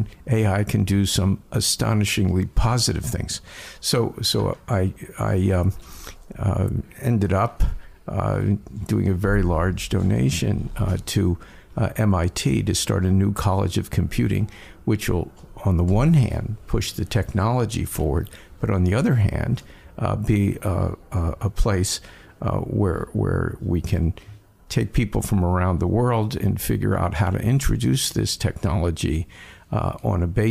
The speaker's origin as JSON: {"language": "English", "town": "Philadelphia", "region": "Pennsylvania", "country": "United States", "tie": "born or raised there", "moved": "yes", "lives_now": "New York, United States", "said": "I was born in Philadelphia"}